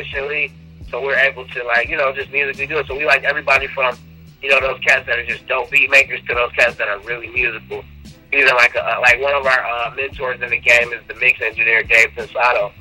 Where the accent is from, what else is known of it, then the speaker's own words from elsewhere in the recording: Detroit, Michigan, United States; I'm from Detroit